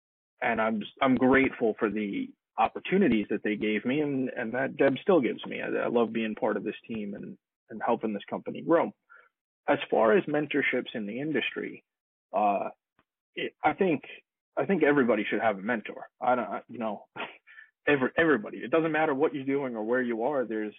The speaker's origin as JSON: {"language": "English", "town": "Long Island", "region": "New York", "country": "United States", "moved": "as an adult", "lives_now": "Los Angeles, United States", "said": "I moved from Long Island, New York to Los Angeles back in 2007 to become an audio engineer."}